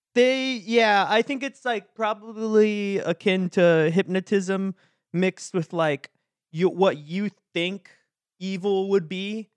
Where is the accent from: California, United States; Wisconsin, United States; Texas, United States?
Texas, United States; I grew up in Texas